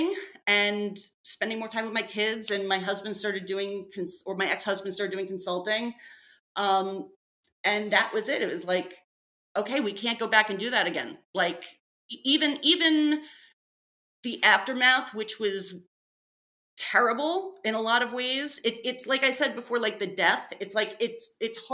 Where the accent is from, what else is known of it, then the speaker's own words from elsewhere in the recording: New York City, New York, United States; I grew up in New York City. I grew up in Brooklyn